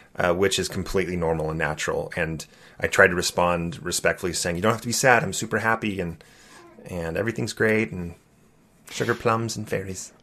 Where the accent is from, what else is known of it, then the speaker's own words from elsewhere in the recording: California, United States; Growing up in California, I loved being the Mormon kid